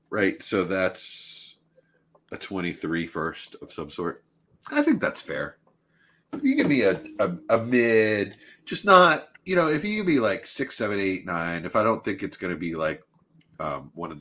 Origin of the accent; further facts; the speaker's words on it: Philadelphia, Pennsylvania, United States; I'm from Philly